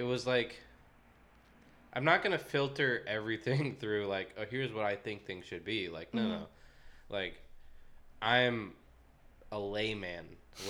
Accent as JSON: {"language": "English", "region": "California", "country": "United States", "said": "There was also, so I came from the Bay Area, right?"}